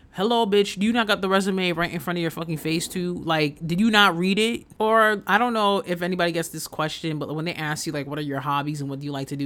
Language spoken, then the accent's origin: English; Haiti; moved away; my experience of growing up in Haiti